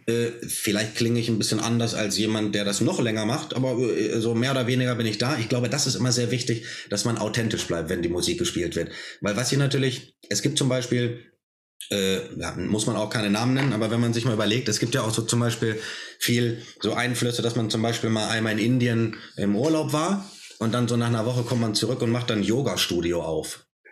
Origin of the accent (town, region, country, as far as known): Germany; born or raised there